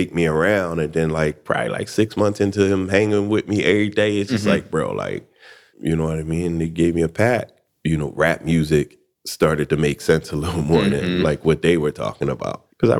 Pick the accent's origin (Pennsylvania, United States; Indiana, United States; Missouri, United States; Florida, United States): Pennsylvania, United States; Philadelphia; also born or lived in Atlanta; Philadelphia, man. Born and raised. I did like a 10-year stint in Atlanta. Went back to Philadelphia, and now I'm here.